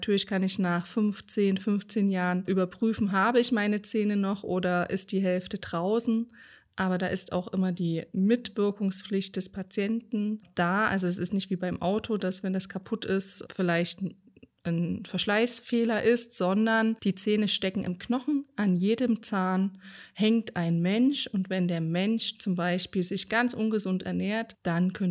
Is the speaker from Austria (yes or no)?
no; Rhön, Germany; Schwarze Schafe ist natürlich ein harter Begriff, weil wir kommen ja aus der Rhön und das Rhönschaf hat einen schwarzen Kopf